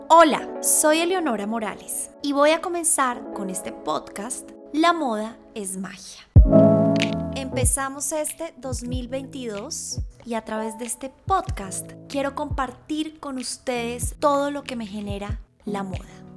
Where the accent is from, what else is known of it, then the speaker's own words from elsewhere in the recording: Bogotá, Colombia; also born or lived in Shanghai / Paris; Nací en Bogotá y estudié en un colegio alemán